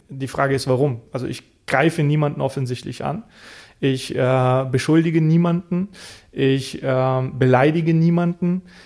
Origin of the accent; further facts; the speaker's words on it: Middle Moselle, Rhineland-Palatinate, Germany; also born or lived in Bulgaria; Ich bin aber in der Mittelmosel aufgewachsen